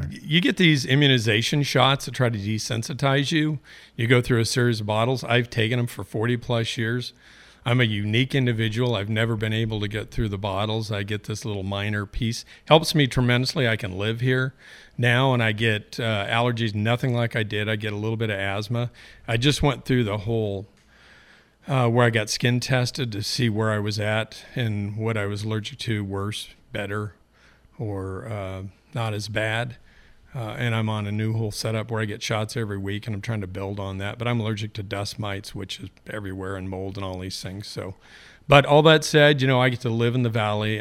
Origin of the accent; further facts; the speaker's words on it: Eugene, Oregon, United States; born and raised in Eugene.